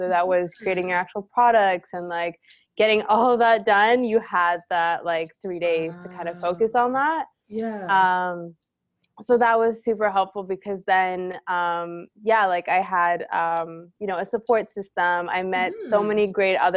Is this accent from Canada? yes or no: yes; Canada; we're Canadian